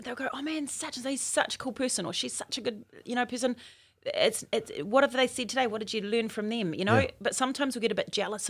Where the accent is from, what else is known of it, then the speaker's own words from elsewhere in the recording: Auckland, New Zealand; I'm from West Auckland.